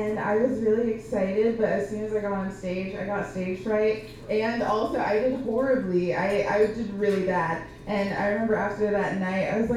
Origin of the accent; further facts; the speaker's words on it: Gainesville, Florida, United States; moved away as an adult; now in Portland, United States; Gainesville and how nice it is to be back, because I am back visiting from Portland